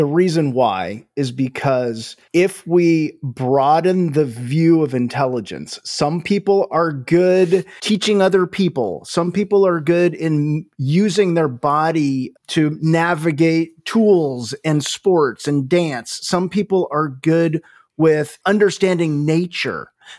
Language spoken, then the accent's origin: English; California, United States; So I grew up in Northern California.